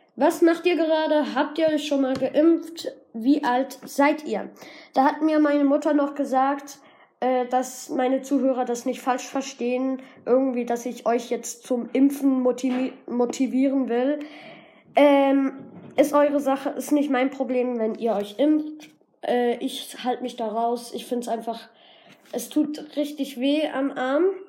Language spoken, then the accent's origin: German; Germany; Ich bin in, der, in Deutschland geboren